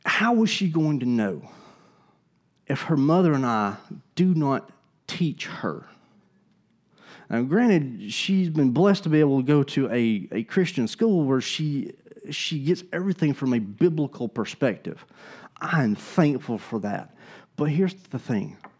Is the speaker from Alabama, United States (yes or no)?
yes; Gadsden, Alabama, United States; I'm from Alabama. I grew up in Gadsden.